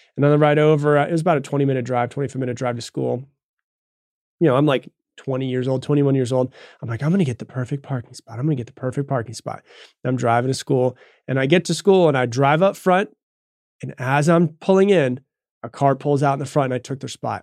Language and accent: English; Florida, United States; moved away as an adult; also born or lived in Texas; I'm from Florida. I was in Texas